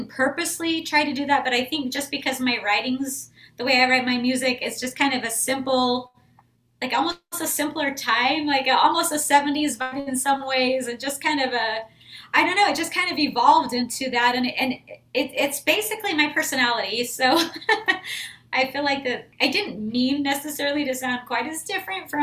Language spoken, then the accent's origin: English; Idaho, United States; now in Texas, United States; I grew up in Idaho in a really small town and grew up playing music